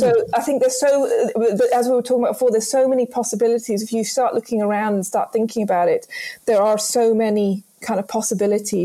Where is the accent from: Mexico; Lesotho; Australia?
Lesotho; moved away; I was brought up in Lesotho